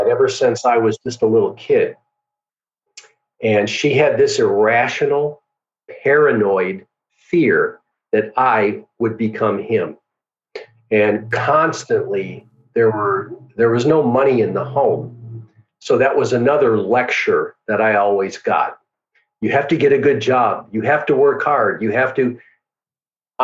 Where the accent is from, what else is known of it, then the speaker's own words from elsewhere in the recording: Milwaukee, Wisconsin, United States; I grew up in Milwaukee, Wisconsin. That's where I was born and raised.